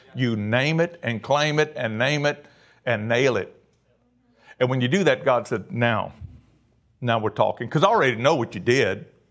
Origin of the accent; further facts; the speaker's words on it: Cajun, Louisiana, United States; I'm a Cajun